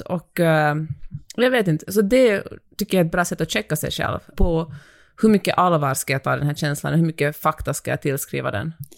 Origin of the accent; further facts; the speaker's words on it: Finland; now in Sweden; jag kommer från Finland